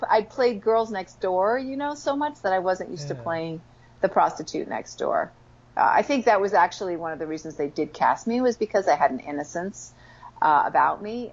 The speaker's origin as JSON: {"language": "English", "town": "West Cornwall", "region": "Connecticut", "country": "United States", "tie": "born or raised there", "also_born_or_lived": "New York City / Paris / Massachusetts", "said": "we grew up in the country, uh, West Cornwall, Connecticut."}